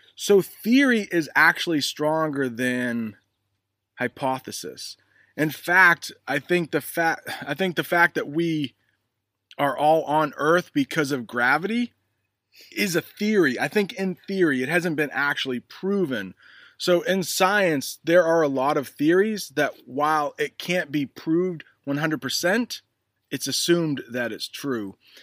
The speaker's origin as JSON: {"language": "English", "region": "the North", "country": "United States", "said": "us in the north"}